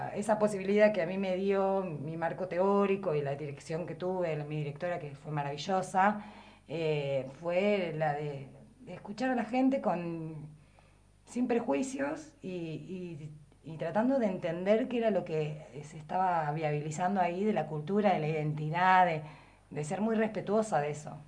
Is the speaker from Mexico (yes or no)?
no; Patagonia, Argentina; accent: standard Patagonian Spanish; first language Spanish; also born or lived in La Plata; now in Viedma, Argentina; yo era hablante como, del español como lengua materna y tenía un uso estándar, digamos, patagónico estándar del español